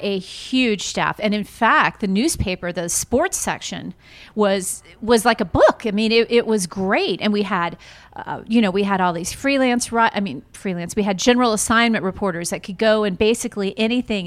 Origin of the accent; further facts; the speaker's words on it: Lakeland, Florida, United States; my hometown of Lakeland